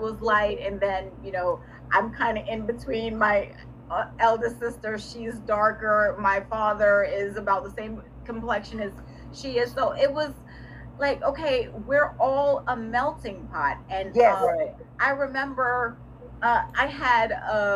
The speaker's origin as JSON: {"language": "English", "region": "New York", "country": "United States", "tie": "born or raised there", "also_born_or_lived": "Jamaica", "moved": "yes", "lives_now": "Virginia, United States"}